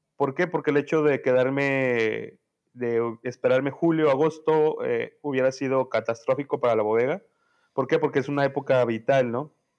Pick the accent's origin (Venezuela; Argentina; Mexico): Mexico; Toluca, State of Mexico; yo soy de Toluca, Estado de México